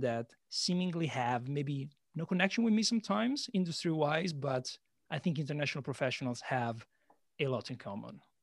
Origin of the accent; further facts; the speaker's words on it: Italy; moved away as an adult; also born or lived in London; now in Shanghai, China; I'm Italian, but I've been living outside of Italy for a decade, seven years London, and now three years in uh, Shanghai, China.